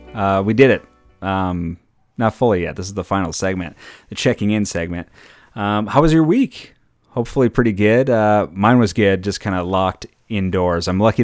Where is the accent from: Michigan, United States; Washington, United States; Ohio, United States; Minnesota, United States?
Minnesota, United States; now in California, United States; I came from Minnesota that's doing, their numbers are way better and they're opening stuff up left and right.